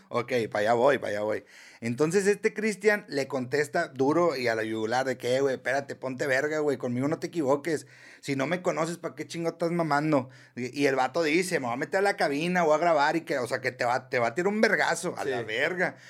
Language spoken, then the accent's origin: Spanish; Mexico; así somos los mexicanos